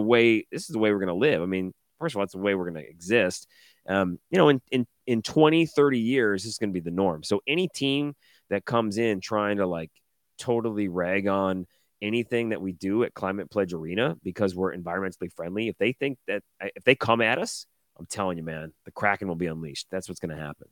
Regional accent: Detroit, Michigan, United States; I'm not from Seattle. I grew up in Detroit.

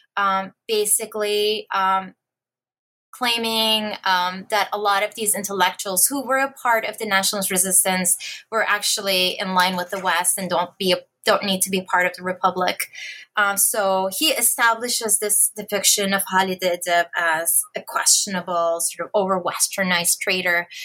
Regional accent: Istanbul, Turkey; English is a second language; moved away as an adult; also born or lived in Berkeley, United States / New Haven, United States; now in Notre Dame, United States; I was born in Istanbul, Turkey in 1981

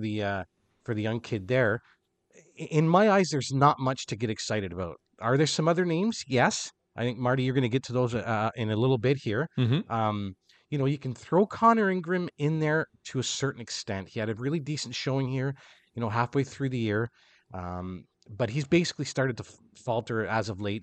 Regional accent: Canada; I am Canadian

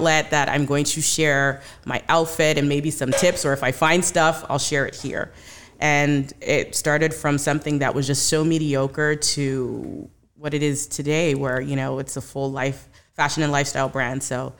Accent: Canada; So while I was at school, I am from Canada.

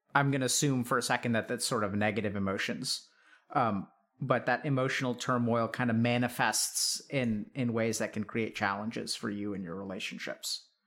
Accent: East Texas, United States; I grew up in East Texas and, you know, it was small town Texas kind of stuff

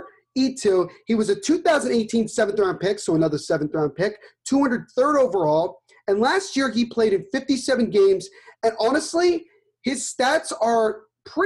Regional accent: United States; I'm an American

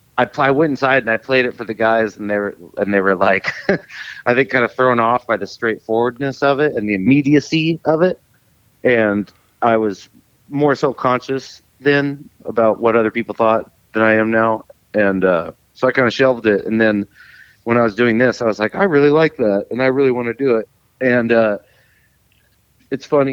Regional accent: Texas, United States; moved away as an adult; also born or lived in San Antonio; now in Ojai, United States; I'm from Texas, yeah. I grew up in Texas.

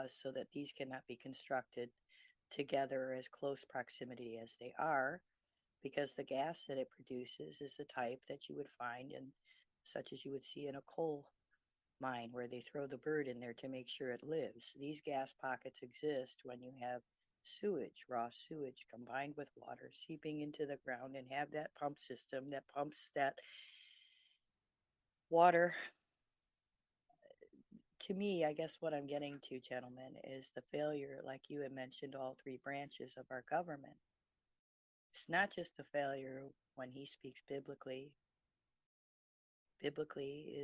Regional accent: Detroit, Michigan, United States; I was born in Detroit

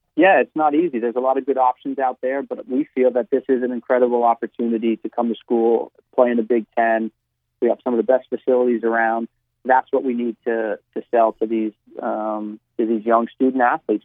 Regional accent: New Jersey, United States; moved away as an adult; I'm from New Jersey because I feel that that's, um, you know, where I spent my first 22, 23 years of my life

